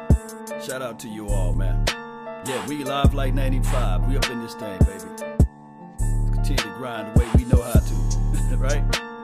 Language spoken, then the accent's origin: English; Mississippi, United States; from the dirts and the bottoms of Mississippi. That's where I'm from